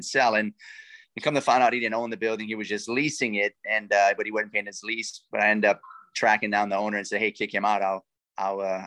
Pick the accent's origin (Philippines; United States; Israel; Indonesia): United States; Lafayette, Louisiana; accent: Cajun; I'm a coon ass, man. I'm from South Louisiana. I'm from Lafayette